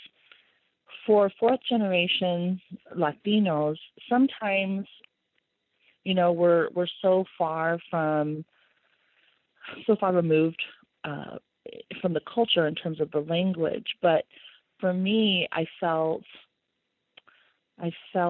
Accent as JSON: {"language": "English", "region": "Nebraska", "country": "United States", "tie": "born or raised there", "said": "I was born and raised here in Nebraska, and my heritage, my lineage is from Mexico"}